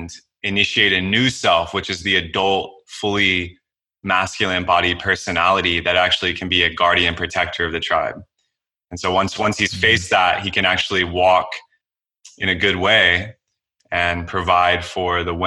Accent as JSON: {"language": "English", "region": "Texas", "country": "United States", "tie": "born or raised there", "said": "I was a Boy Scout. I'm an Eagle Scout. Growing up in Texas."}